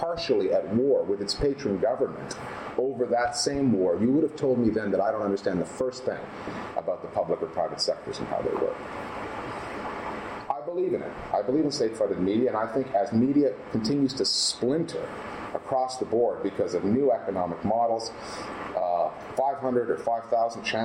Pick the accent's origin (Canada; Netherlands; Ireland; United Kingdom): Canada; moved away; I come from Canada.